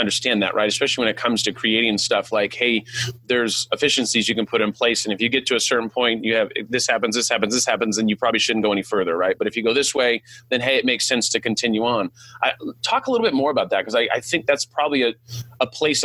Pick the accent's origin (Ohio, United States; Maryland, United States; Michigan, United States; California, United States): California, United States; first language English; also born or lived in Sacramento, California; I'm like from California